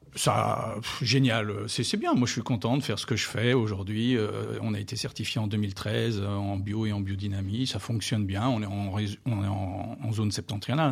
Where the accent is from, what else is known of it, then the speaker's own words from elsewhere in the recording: Beaujolais, Auvergne-Rhône-Alpes, France; moved away as an adult; also born or lived in New Zealand / Australia / Oregon; now in Moselle, France; je suis originaire du Beaujolais